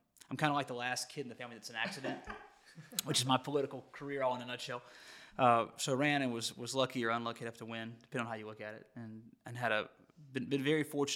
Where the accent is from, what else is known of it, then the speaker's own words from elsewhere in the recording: Meridian, Mississippi, United States; now in Hattiesburg, United States; I grew up in Meridian